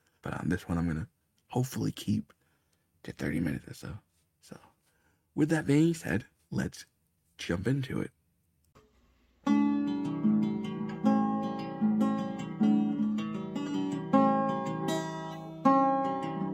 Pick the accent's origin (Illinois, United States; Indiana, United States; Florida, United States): Florida, United States; Bradenton; I was born in Bradenton, Florida